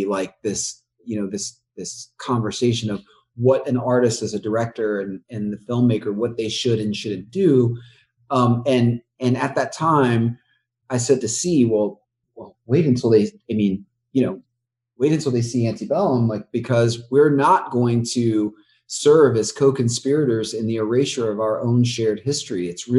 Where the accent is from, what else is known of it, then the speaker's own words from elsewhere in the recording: the South, United States; It was important to us that we lean into the beauty of the South. Born and raised in the South.